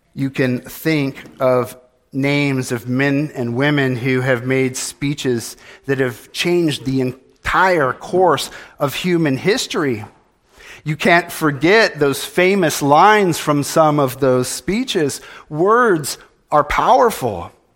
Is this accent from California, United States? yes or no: yes; California, United States; moved away; I was born in California